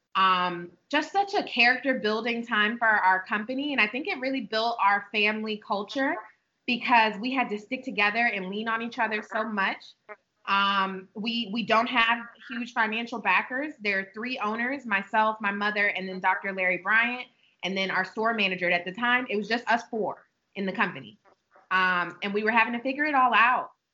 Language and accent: English; Prince George's County, Maryland, United States; also born or lived in Atlanta; I was born and raised in Prince George's County, where our store is right now